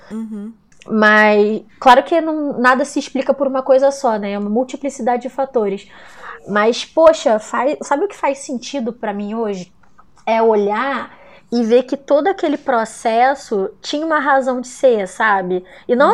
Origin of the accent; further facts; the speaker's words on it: Brazil; somos latinos no Brasil